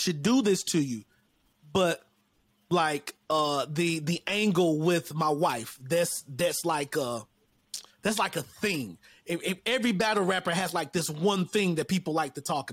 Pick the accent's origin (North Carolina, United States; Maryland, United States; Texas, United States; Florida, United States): North Carolina, United States; I'm from North Carolina